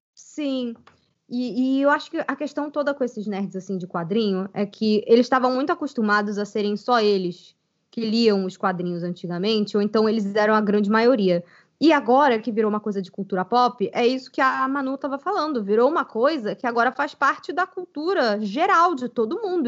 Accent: Brazil; aqui no Brasil

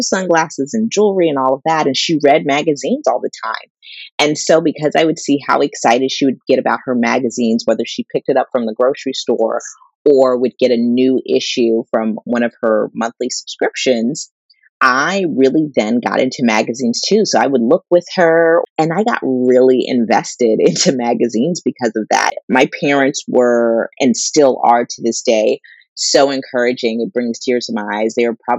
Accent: Pittsburgh, Pennsylvania, United States; I grew up in the Pittsburgh area

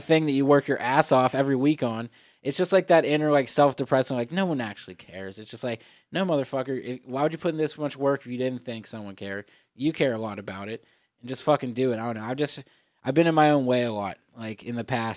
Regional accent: Etna, Pennsylvania, United States; also born or lived in Florida; I'm originally from Pittsburgh, born and raised in Etna, PA.

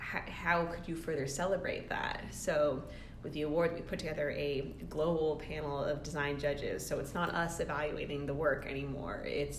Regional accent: New England, United States; As we talked about, I grew up in New England, and so when you live in a place like where I spent my childhood, where the climate dictates so much of what the like the architecture and the construction has to be

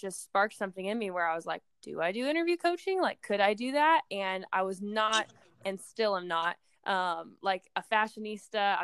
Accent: Nebraska, United States; moved away as an adult; also born or lived in Nashville, Tennessee; my Miss Nebraska year

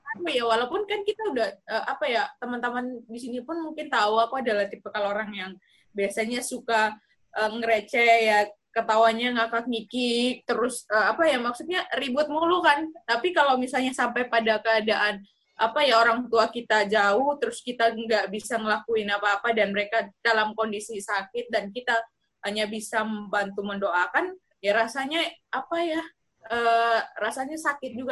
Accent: Sumba, East Nusa Tenggara, Indonesia; di daerah asalku misalnya Sumba itu kan nggak ada universitasnya ya nggak ada perguruan tinggi jadi otomatis aku harus merantau merantau ke ini walaupun masih dalam satu provinsi ya

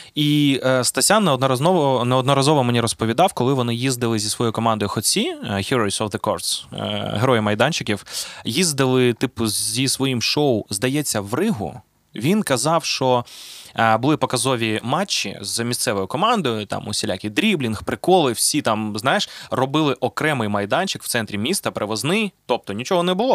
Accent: Zaporizhzhia, Zaporizhzhia Oblast, Ukraine; в Запоріжжі, звідки я родом

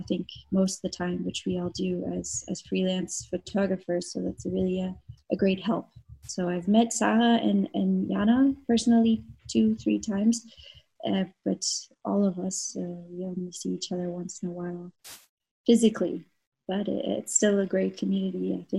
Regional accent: Canada; moved away as an adult; now in Munich, Germany; I'm Canadian. I've been living in Munich for 9 years now.

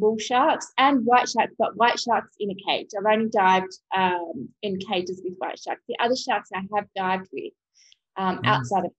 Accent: Australia; moved away as an adult; also born or lived in Abu Dhabi; now in United Arab Emirates; I was back in Australia, which is my hometown

